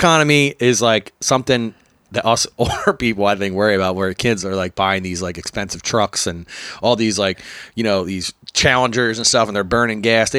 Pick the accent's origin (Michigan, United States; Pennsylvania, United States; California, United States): Pennsylvania, United States; Bucks County; I grew up in Bucks County